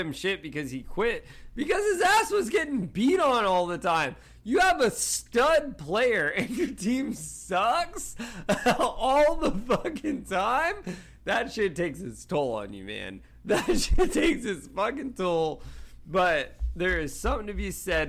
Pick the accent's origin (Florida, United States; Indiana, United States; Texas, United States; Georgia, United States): Georgia, United States; I'm from Georgia